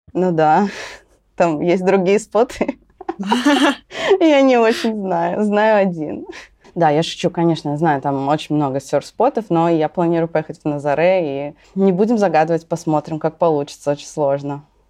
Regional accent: Russia; я из России

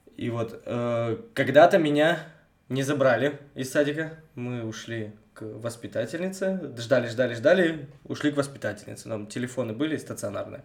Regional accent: Bogoyavlenye, Belye Kresty, Vologda Oblast, Russia; я богоявленский с белых крестов

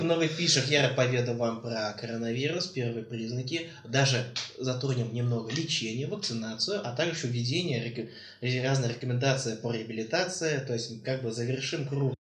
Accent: Tatarstan, Russia; мы татары. Выросли в Татарстане.

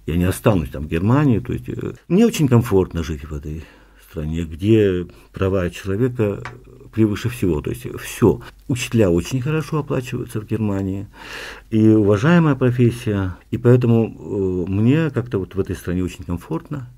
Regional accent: Yakutia, Sakha Republic, Russia; moved away as an adult; also born or lived in Olyokminsky District / Vilyuysk / Khabarovsk; now in Germany; я родился в Якутске, но мы жили в нескольких районах Якутии. Детство мое прошло, э, какая-то часть э, в Алюкминском районе, в селе Тока

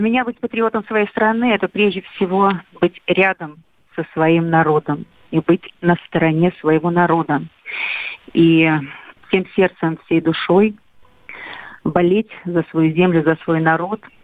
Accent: Belarus; Я сама белоруска

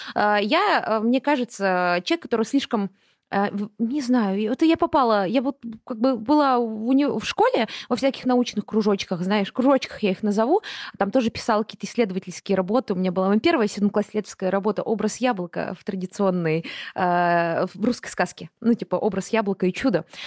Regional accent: Buryatia, Russia; Я выросла в Бурятии

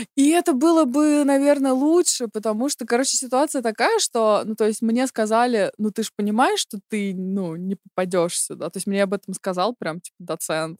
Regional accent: Chekhov, Moscow Oblast, Russia; now in Germany; Я из Московской области, город Чехов

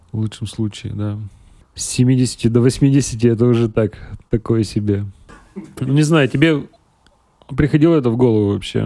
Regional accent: Uralsky, Perm Krai, Russia; also born or lived in Serebryanka, Gainsky District, Perm Krai; now in Perm, Russia; Я из Уральского, это 17 километров от Нытвы.

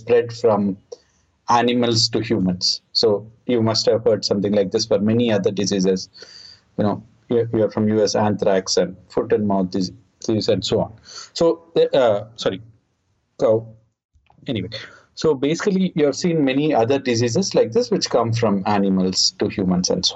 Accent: India; I'm from India.

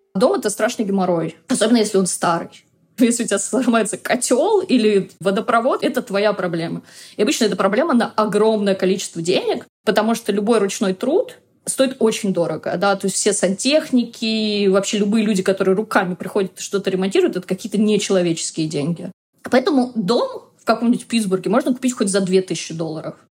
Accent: Russia; moved away as an adult; now in United States; я из России

